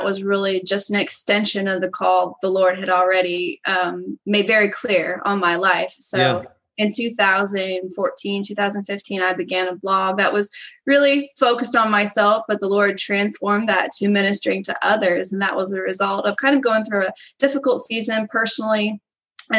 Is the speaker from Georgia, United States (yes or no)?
no; Indiana, United States; I'm from Indiana